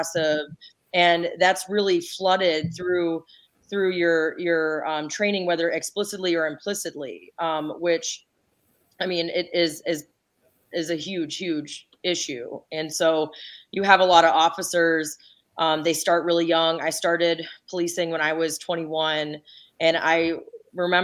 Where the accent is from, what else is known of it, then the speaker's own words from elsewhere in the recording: Ypsilanti, Michigan, United States; I grew up in Ipsy and I was a police officer in the community where I grew up